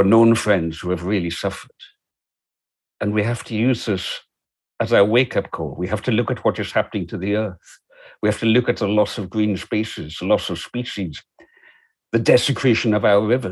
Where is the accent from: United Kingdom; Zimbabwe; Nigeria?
United Kingdom; Isle of Lewis, Scotland; I grew up on the Isle of Lewis.